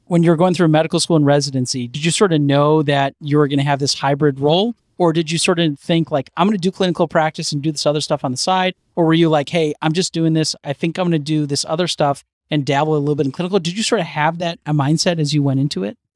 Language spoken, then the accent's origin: English; Chicago, Illinois, United States; now in New York, United States; I'm from Chicago